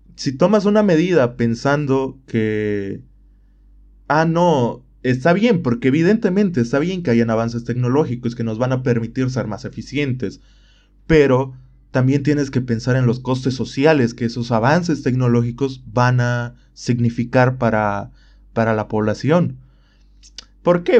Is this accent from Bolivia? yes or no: yes; Bolivia